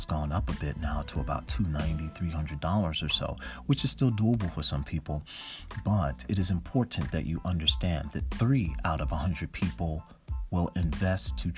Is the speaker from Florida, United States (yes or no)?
no; Newark, New Jersey, United States; I'm from Newark, New Jersey, in Irvington, and I saw a lot of things growing up